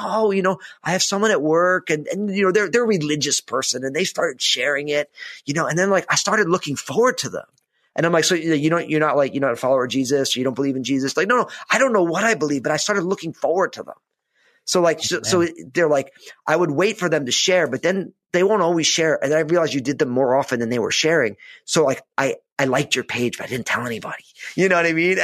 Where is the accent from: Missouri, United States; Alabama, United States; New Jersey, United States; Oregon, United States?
New Jersey, United States; growing up in New Jersey